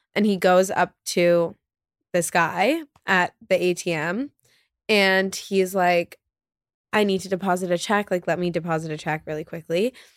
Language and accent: English; New York City, New York, United States; growing up in New York